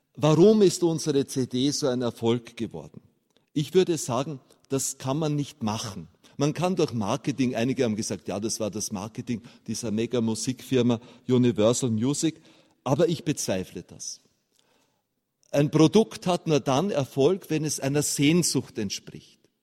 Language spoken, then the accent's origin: German; Austria; als Österreicher